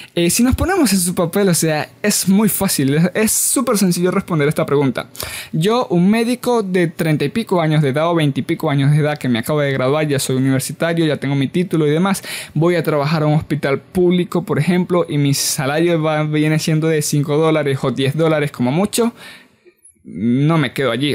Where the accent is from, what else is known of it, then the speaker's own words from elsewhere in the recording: Venezuela; nosotros como venezolanos nos vamos de Venezuela